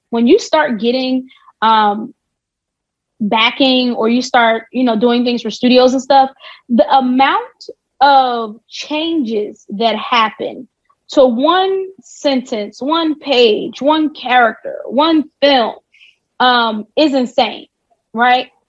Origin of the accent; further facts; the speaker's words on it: New Jersey, United States; Jersey. I'm, I am a Jersey.